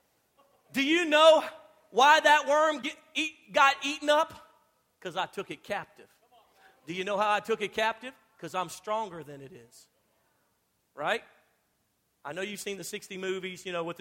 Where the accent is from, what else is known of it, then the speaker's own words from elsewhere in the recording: Louisiana, United States; moved away; I'm from Louisiana